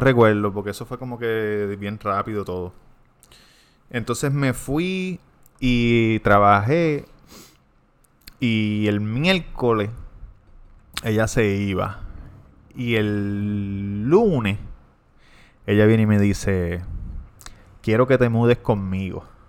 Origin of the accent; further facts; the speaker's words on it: Levittown, Puerto Rico; de Levitown.